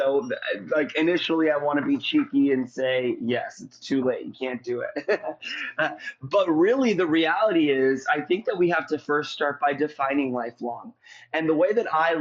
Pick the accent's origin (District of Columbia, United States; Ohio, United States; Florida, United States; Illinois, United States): Florida, United States; St. Petersburg; I'm from St. Petersburg, Florida.